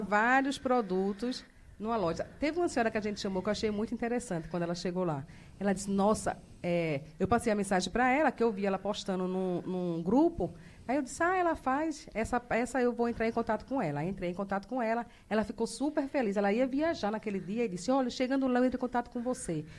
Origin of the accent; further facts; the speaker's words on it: Northeast Region, Brazil; moved away as an adult; now in Rondonópolis, Brazil; Sou nordestina.